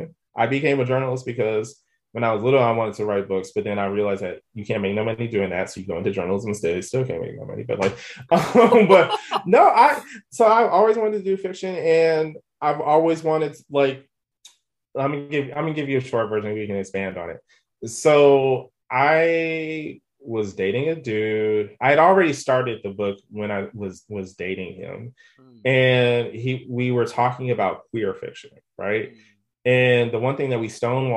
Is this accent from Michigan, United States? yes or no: yes; Detroit, Michigan, United States; growing up in Detroit